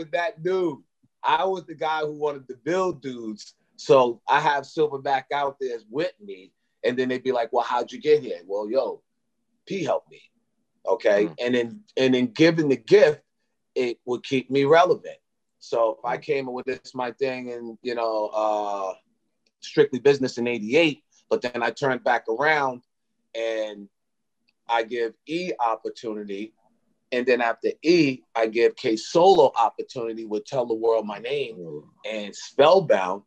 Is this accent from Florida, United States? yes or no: no; Brentwood, New York, United States; we come from Brentwood, you know, mm-hmm. and Brentwood is, you know, Black, Hispanic, Dominican